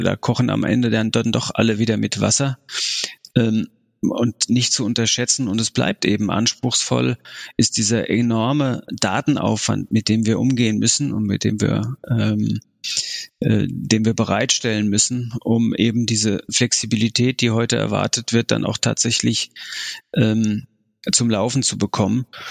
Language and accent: German; Frankfurt, Hesse, Germany; moved away as an adult; also born or lived in Lower Saxony / Hamburg / Rhineland; now in Munich, Germany; komme ich ja ursprünglich aus Frankfurt